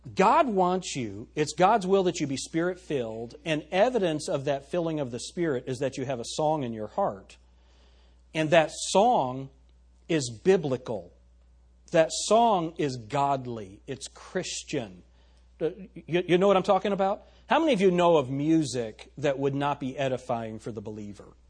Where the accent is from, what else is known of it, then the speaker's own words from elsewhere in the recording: United States; we're American